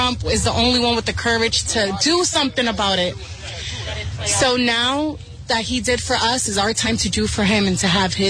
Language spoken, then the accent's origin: English; Providence, Rhode Island, United States; I'm Latina. I grew up in Providence